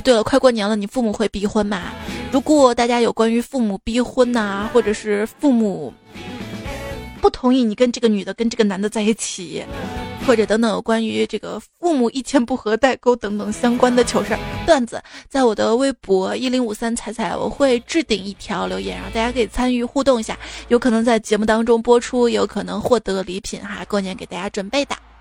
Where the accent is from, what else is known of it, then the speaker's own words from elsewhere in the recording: Xi'an, Shaanxi, China; 我作为一个西安人